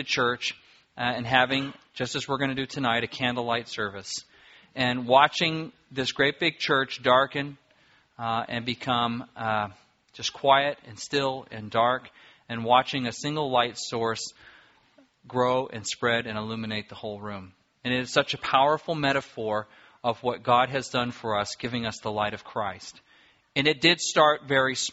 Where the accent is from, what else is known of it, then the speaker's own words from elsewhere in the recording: Apple Valley, California, United States; as a kid growing up in Apple Valley, California